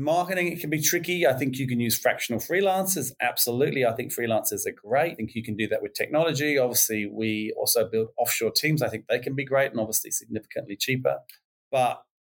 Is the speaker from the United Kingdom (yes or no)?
yes; England, United Kingdom; moved away as an adult; now in Australia; being English, even though I've been here 25 years now